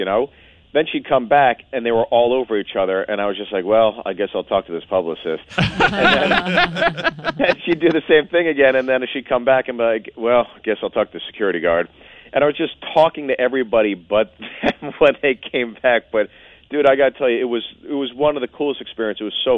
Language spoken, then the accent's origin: English; Pittsburgh, Pennsylvania, United States; I'm from Pittsburgh.